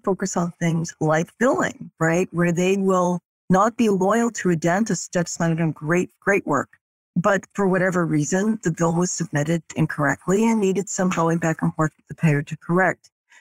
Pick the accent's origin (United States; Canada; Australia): United States; Boston, Massachusetts; moved away as an adult; now in Dallas, United States; I'm originally from Boston, Massachusetts, but I'm calling you from Dallas, Texas. So my husband and I moved here 2 years ago